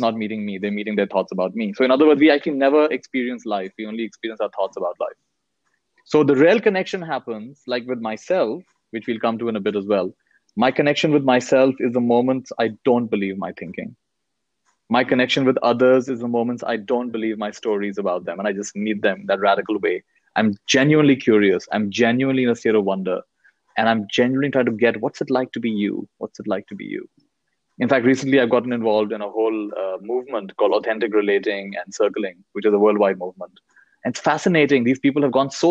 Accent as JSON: {"language": "English", "country": "India", "tie": "born or raised there", "also_born_or_lived": "United States", "said": "I was born in the US. I've grown up in India"}